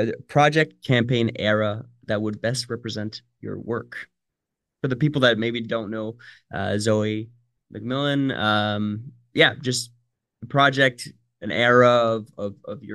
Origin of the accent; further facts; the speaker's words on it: Northern Ontario, Canada; I grew up in Northern Ontario